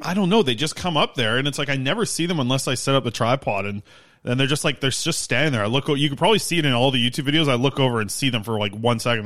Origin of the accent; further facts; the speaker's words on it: Nanaimo, British Columbia, Canada; Nanaimo, my hometown, to Newmarket, Ontario